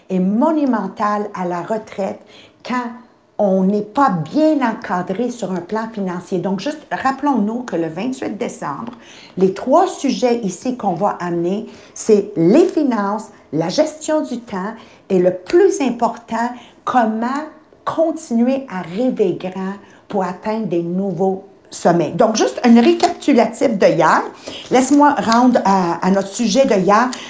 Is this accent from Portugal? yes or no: no; Quebec, Canada; on vient de différentes parties du Québec, c'est sûr et certain, mais on vient toutes de familles qu'on est issues de pauvreté.